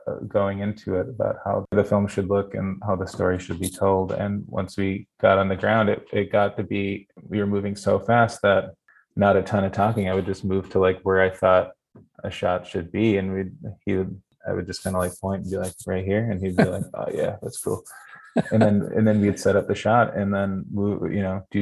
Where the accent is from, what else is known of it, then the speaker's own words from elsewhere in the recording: Wisconsin and Minnesota, Midwest, United States; I'm from Wisconsin and Minnesota